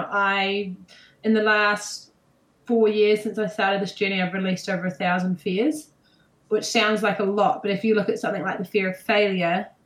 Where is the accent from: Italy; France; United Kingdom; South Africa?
United Kingdom; England; Okay, I'm England. I'm from England.